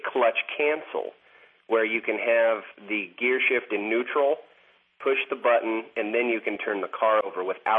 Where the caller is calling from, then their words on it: Spokane, Washington, United States; I'm calling from Spokane, Washington.